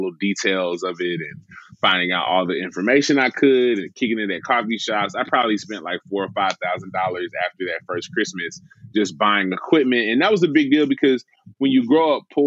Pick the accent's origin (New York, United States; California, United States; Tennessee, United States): Tennessee, United States; Memphis; I grew up in Memphis my whole life